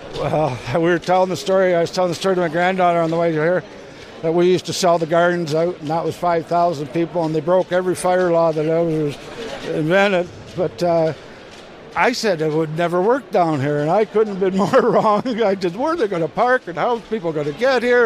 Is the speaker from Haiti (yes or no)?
no; London, Ontario, Canada; I grew up here in London, lived at home